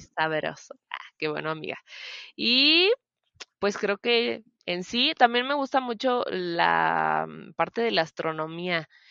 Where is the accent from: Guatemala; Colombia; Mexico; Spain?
Mexico; Celaya, Guanajuato; Yo nací aquí en Celaya, soy originaria de Celaya, Guanajuato